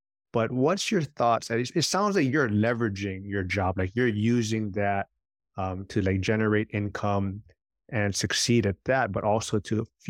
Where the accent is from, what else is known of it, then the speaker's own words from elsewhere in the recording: Hawaii, United States; being born and raised in Hawaii. The prices for real estate is super expensive and has such a high entry point to get in.